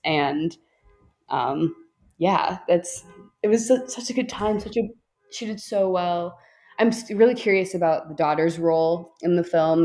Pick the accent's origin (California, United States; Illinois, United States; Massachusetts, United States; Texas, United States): Illinois, United States; Chicago; I'm from Chicago